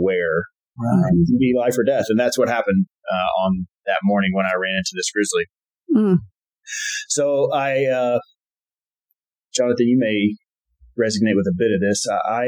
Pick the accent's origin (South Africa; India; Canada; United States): United States; Texas; moved away as an adult; also born or lived in Connecticut; now in Montana, United States; growing up in Texas